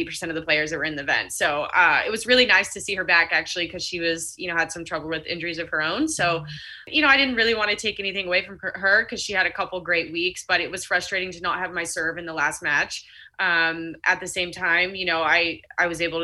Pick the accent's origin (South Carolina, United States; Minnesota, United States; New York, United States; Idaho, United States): South Carolina, United States; Charleston; being in my hometown, just, you know, having that vibe that I'm there and I'm in Charleston